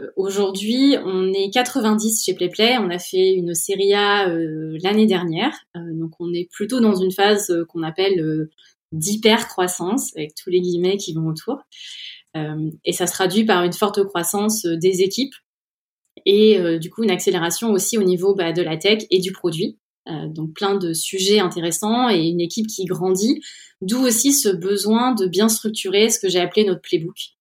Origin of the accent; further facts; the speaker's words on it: Orléans, Centre-Val de Loire, France; moved away as an adult; also born or lived in Silicon Valley, United States; je viens d'Orléans où j'ai passé mes 20 premières années